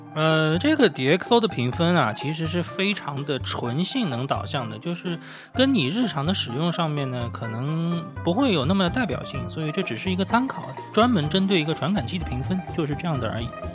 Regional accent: Suzhou, Jiangsu, China; 作为苏州人

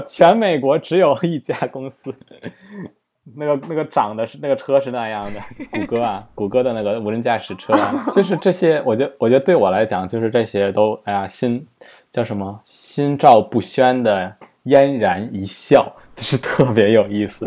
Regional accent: China; 我们中国人

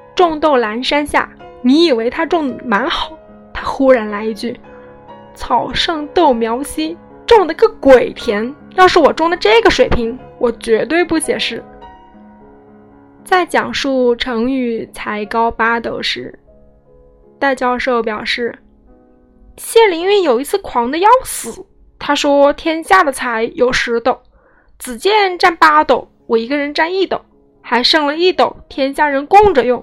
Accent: Hubei, China; 戴老师也是我湖北老乡，嗯，我们湖北人

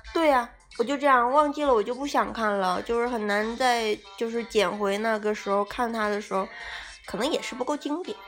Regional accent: Northeast China, China; 我们东北那边天气

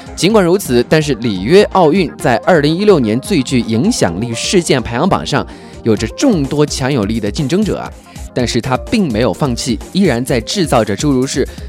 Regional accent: China; 我们中国人

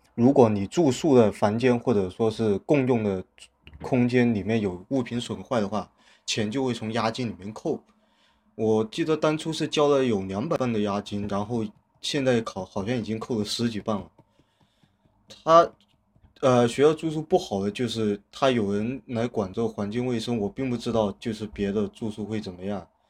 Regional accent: China; moved away as an adult; 我们中国人生活习惯一样

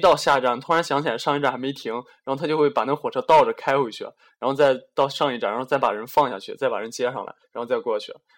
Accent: Shandong, China; 我我老家是在山东，其实山东也我印象里也不怎么下雪。不知道这两年怎么样，一直都没回去。

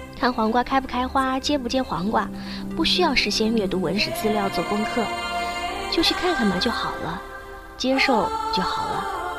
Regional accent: Northeast China, China; 我是东北人

